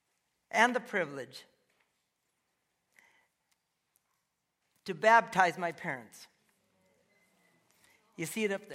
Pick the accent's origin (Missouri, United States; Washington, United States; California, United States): Washington, United States; Seattle; we were raised in Ballard